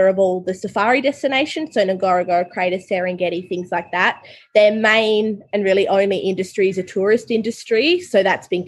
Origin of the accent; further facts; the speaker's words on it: Tasmania, Australia; I grew up in Tasmania, so I just went to government school